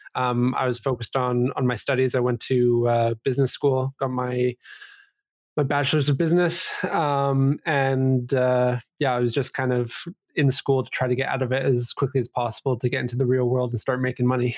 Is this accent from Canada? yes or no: yes; Vancouver, British Columbia, Canada; also born or lived in Calgary, Alberta; I grew up here in B C. Uh, I was born in, uh, Calgary, Alberta, which is just a province away here, but, uh, basically born and, or bred here in, in Vancouver